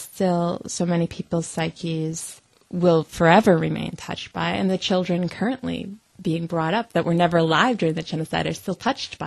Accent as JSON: {"language": "English", "country": "United States", "said": "as an American"}